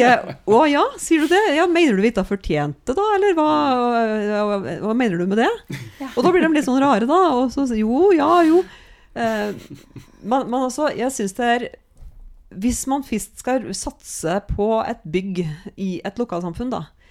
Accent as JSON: {"language": "Norwegian", "country": "Norway", "said": "Jeg er fra Knapper"}